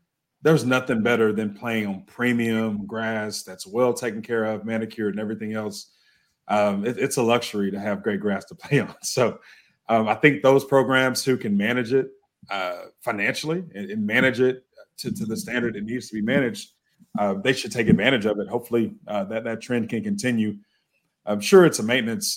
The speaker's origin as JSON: {"language": "English", "town": "Houston", "region": "Texas", "country": "United States", "tie": "born or raised there", "said": "growing up in Southeast Houston, South Houston"}